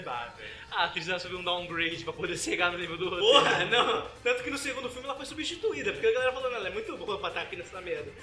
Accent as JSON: {"language": "Portuguese", "area": "Paulista", "region": "São Paulo", "country": "Brazil", "said": "a gente é paulista"}